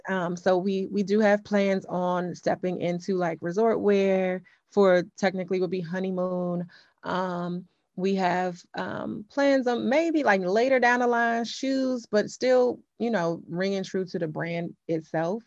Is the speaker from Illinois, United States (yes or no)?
no; Upper Marlboro, Maryland, United States; I grew up in Upper Marlboro, Maryland